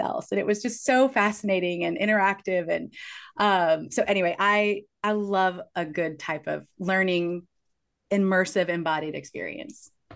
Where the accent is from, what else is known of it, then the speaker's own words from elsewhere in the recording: Kansas City, Missouri, United States; I grew up in Kansas City